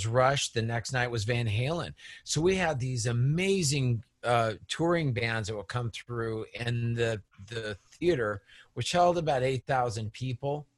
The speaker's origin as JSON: {"language": "English", "town": "Las Vegas", "region": "Nevada", "country": "United States", "tie": "born or raised there", "said": "we grew up around Vegas."}